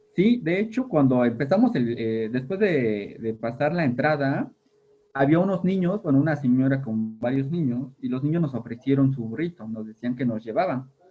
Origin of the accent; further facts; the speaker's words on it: Tehuacán, Puebla, Mexico; donde vivo, bueno, donde, de donde soy, de San Lorenzo, hay balnearios, hay yacimientos de agua. Realmente mi pueblo hasta hace unos años era un pueblo entre caños. O sea, vivíamos en medio del agua.